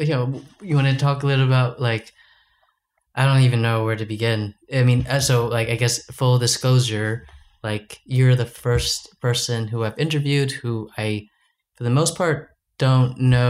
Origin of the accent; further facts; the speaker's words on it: United States; I have the privilege of being American, so mm-hmm. I can't apply for these jobs.